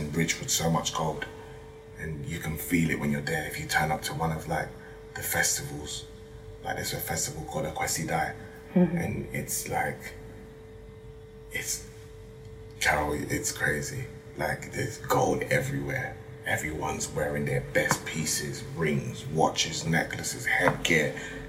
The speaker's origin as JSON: {"language": "English", "region": "Ashanti", "country": "Ghana", "said": "Very important, especially as I'm Ashanti. Ashanti's wear that with pride."}